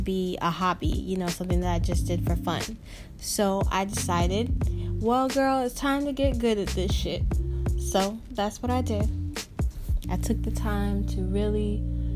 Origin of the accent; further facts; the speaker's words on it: Tampa, Florida, United States; I am from Tampa, Florida. Born and raised my whole life